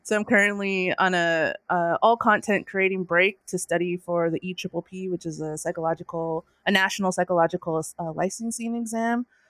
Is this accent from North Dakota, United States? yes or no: yes; North Dakota, United States; now in California, United States; I'm from North Dakota, and I uh, am currently residing in California